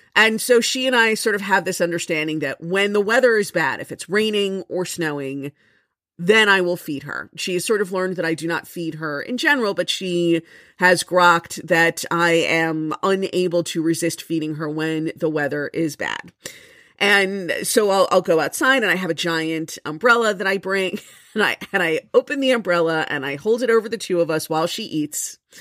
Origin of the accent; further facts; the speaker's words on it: Florida, United States; now in Jersey City, United States; I am from Florida